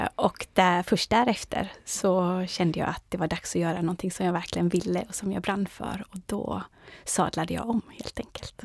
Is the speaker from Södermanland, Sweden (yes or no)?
no; Orust, Västra Götaland, Sweden; moved away as an adult; now in Stockholm, Sweden; jag växte upp på Orust